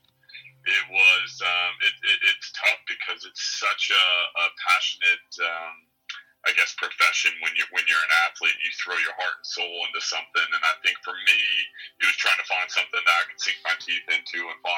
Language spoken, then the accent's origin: English; Nebraska, United States; moved away as an adult; also born or lived in Florida / Arizona; now in Australia; growing up in Nebraska